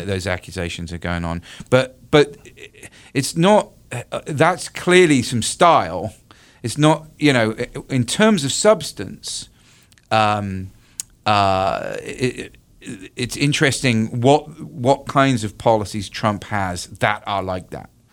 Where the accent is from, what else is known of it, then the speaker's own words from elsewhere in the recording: United Kingdom; moved away as an adult; now in North Carolina, United States; I'm originally from the U K